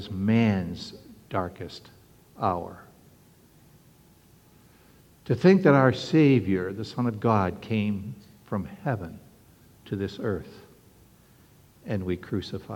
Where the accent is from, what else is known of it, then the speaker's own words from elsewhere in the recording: Canada; now in Norfolk, United States; When I was a young boy, young lad growing up in Canada